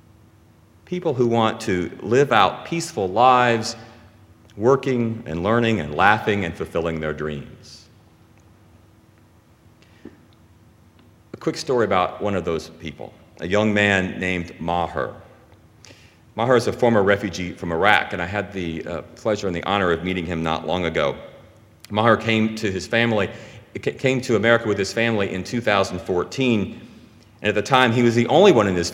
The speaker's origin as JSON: {"language": "English", "region": "Louisiana", "country": "United States", "moved": "as an adult", "lives_now": "New Jersey, United States", "said": "we're from Louisiana"}